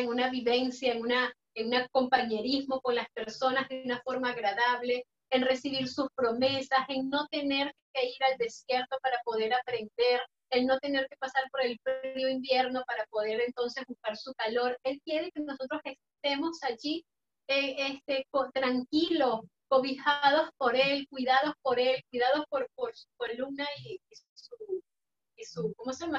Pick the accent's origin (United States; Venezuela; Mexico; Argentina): Venezuela; moved away as an adult; nosotros como personas venezolanos, inmigrantes